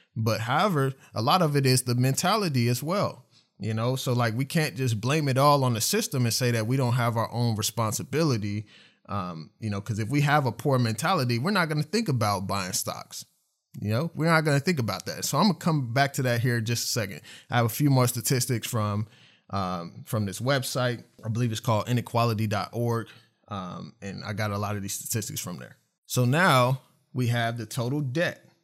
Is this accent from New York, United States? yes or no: no; Oklahoma City, Oklahoma, United States; I grew up in Oklahoma City, I grew up on the east side